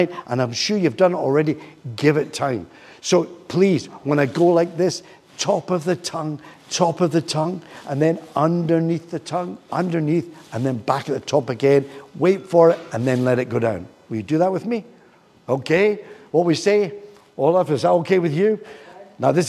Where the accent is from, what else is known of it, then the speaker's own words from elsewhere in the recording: Glasgow, Scotland, United Kingdom; also born or lived in Troon; I come from Glasgow and Troon